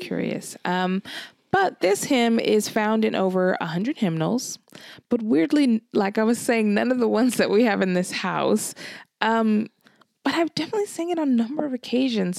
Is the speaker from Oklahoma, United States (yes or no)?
no; California, United States; moved away as an adult; now in Glasgow, United Kingdom; So I'm from California.